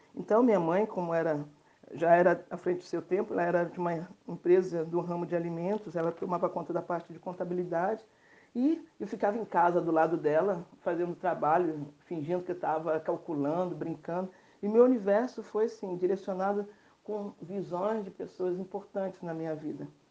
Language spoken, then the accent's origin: Portuguese; Rio de Janeiro, Brazil; Sou carioca da gema, criada por avó artista plástica e pelo meu pai empresário no ramo imobiliário.